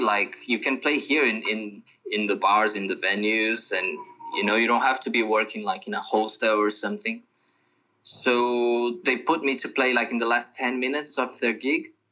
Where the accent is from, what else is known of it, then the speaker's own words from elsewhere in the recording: Brazil; I'm from Brazil. I'm living in Brazil right now because of the, the crisis